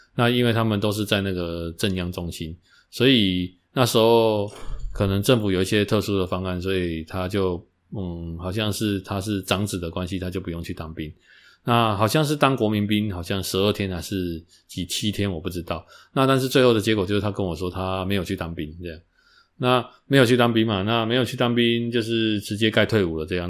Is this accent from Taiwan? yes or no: yes; Taiwan; 我们台湾人